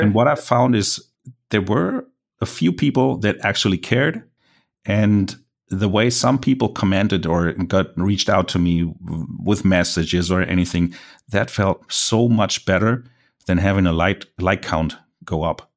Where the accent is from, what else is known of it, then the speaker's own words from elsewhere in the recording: Germany; accent: German; English is a second language; I'm a German landscape photographer, so mind my accent